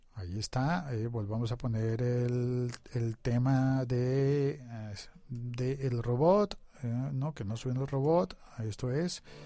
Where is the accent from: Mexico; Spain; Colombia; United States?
Colombia; yo vivo en Colombia